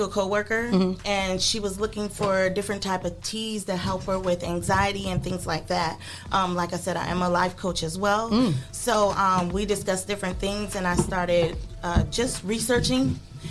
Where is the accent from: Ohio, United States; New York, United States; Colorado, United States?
Ohio, United States; Toledo; I'm from Toledo. Okay. Born and raised. High schools. I went to Start, Rogers, and Southview.